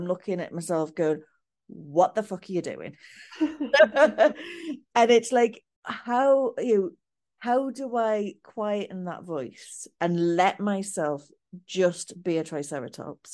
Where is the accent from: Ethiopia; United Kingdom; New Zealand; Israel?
United Kingdom; the north of England; I'm British, English, Northern